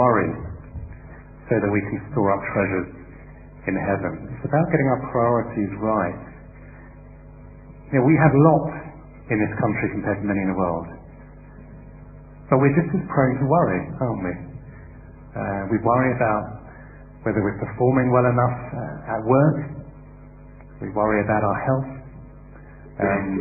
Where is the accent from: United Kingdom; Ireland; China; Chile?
United Kingdom; as British people